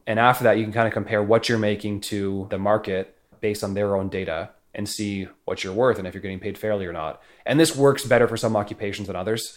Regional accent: Canada; moved away as an adult; now in San Francisco, United States; as a Canadian moving to San Francisco

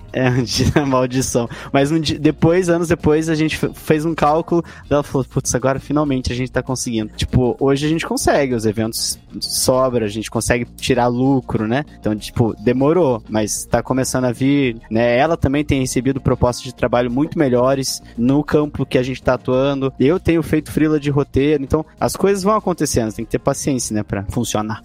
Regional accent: Ponta Grossa, Paraná, Brazil; Nós somos de Ponta Grossa, no Paraná, assim, interior

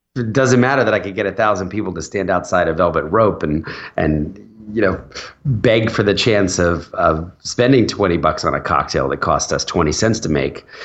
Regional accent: New Jersey, United States; also born or lived in Philadelphia; I was born in Philadelphia, and, and when I was four, my dad took a new job, uh, over in New Jersey, and he wanted to move the family

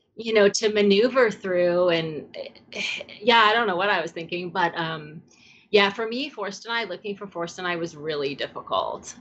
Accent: New York, United States; moved away as an adult; also born or lived in California; I also am a city girl. I grew up in New York. I went to, you know, high school and college in New York

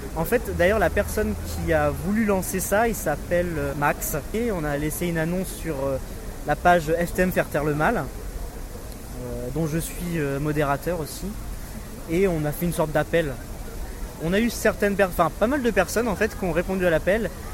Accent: France; moved away as an adult; now in Germany; J'habite en Allemagne, mais j'ai grandi en France

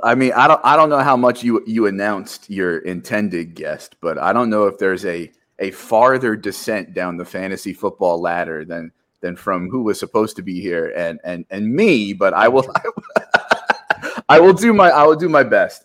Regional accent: New Jersey, United States; As a Jersey guy

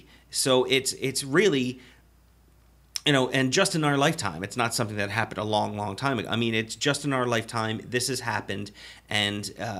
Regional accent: Baltimore, Maryland, United States; we're both from Maryland, specifically Baltimore, where the Maryland Death Fest is home to.

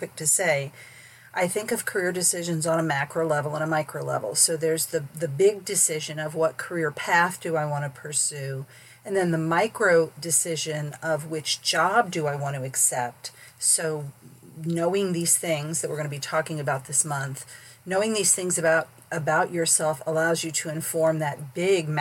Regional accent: St. Petersburg, Florida, United States; also born or lived in Northeast Missouri; I grew up in St. Petersburg, Florida, where there was no change of seasons

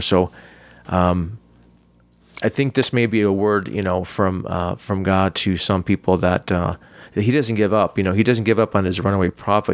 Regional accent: United States; as American Christian

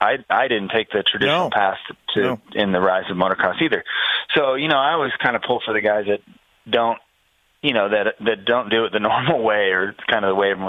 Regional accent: Menifee, California, United States; I grew up here in Paris, you know, Menifee, California

